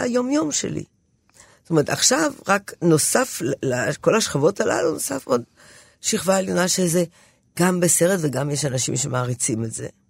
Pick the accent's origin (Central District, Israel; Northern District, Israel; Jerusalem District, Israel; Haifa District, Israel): Haifa District, Israel; Haifa; אני באה מחיפה, זו עיר מעורבת בכל מקרה